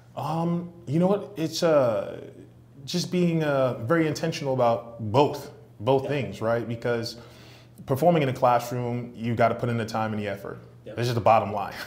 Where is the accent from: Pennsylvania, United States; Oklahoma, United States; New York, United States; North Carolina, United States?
New York, United States; New York City; born and raised in Brooklyn, New York.